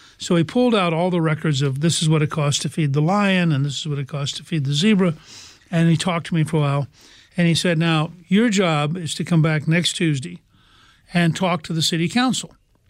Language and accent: English; Harrisburg, Pennsylvania, United States; born there; I was born in Harrisburg.